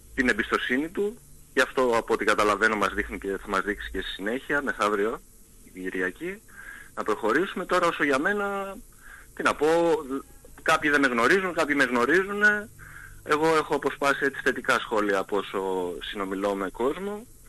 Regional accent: Lemnos, North Aegean, Greece; θέλω να προσφέρω κι εγώ στον τόπο μου

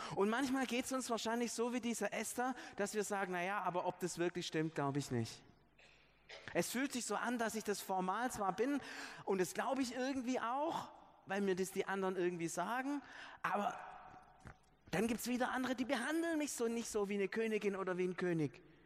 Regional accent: Stuttgart, Baden-Württemberg, Germany; wo wir herkommen als Stuttgarter und wo auch die geistlichen Wurzeln unserer Stadt liegen

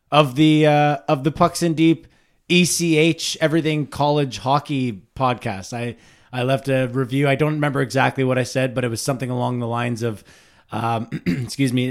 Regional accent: Ottawa Valley, Ontario, Canada; accent: Ottawa Valley

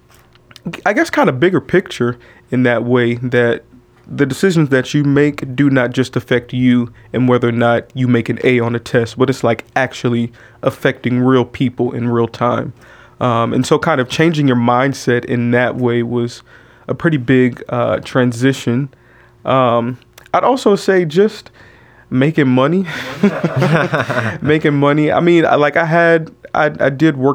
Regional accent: Oakland, California, United States; moved away as an adult; also born or lived in San Francisco, California; Born in San Francisco, but raised in Oakland.

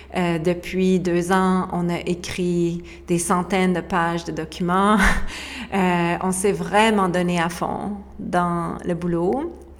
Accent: Quebec, Canada; moved away as an adult; now in Costa Rica; on a quitté le Québec

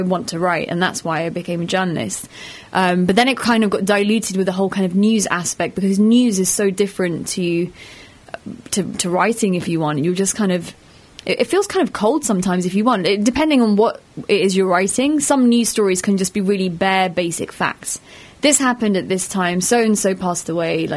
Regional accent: London, United Kingdom; first language Pashto; now in Bradford, United Kingdom; I'm from London. I moved from London to Bradford

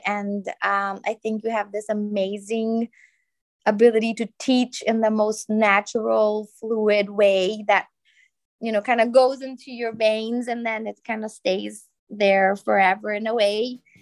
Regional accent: Bolivia; now in Brazil; I was born in Bolivia. And I mean, now I live in Brazil

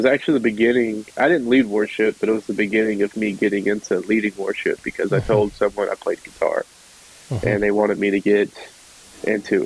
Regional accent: Warner Robins, Georgia, United States; born or raised there; also born or lived in Statesboro, Georgia

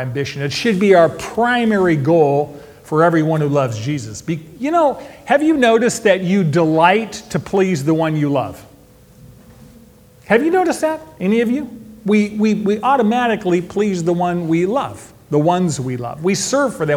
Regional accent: Modesto, California, United States; now in Bakersfield, United States; I was born in Modesto, which is my hometown. Today, I live in Bakersfield, which is home now.

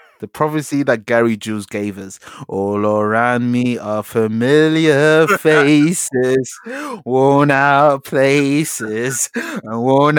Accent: London, United Kingdom; we're from Newham

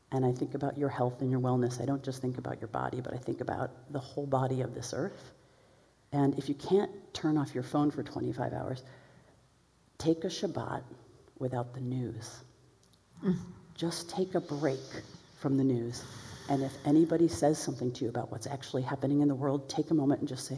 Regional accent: Chicago, Illinois, United States; I'm from Chicago

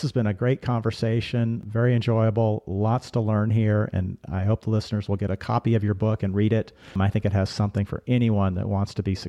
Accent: Seattle, Washington, United States; moved away as an adult; also born or lived in Colorado; I grew up in Seattle and grew up skiing there in the mountains around Seattle. But then I moved to Colorado to go to college

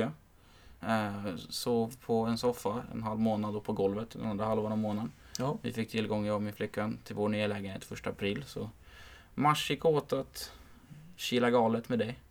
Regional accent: Märsta, Stockholm County, Sweden; Jag bodde ju hemma i Märsta då. Eh, hos mina föräldrar

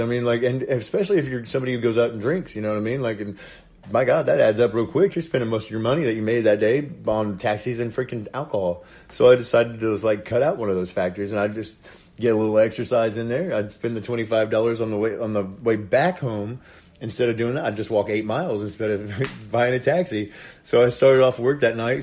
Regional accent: Indiana, United States; moved away as an adult; now in Panama City Beach, United States; I'm originally from Indiana, um, and I moved to Panama City Beach about seven years ago.

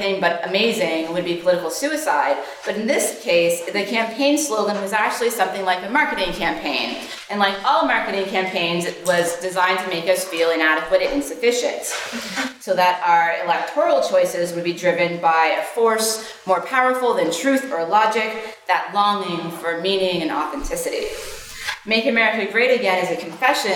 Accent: Canada; moved away as an adult; now in United States; I, as many of you know, am Canadian, but have been living in the States for a number of years

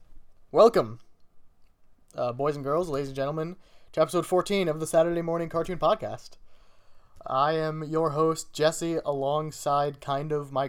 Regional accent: Canada; Because I'm Canadian.

